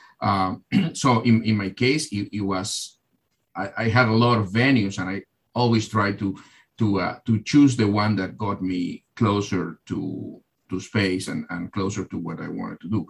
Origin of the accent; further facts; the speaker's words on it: Argentina; now in United States; I'm originally from Argentina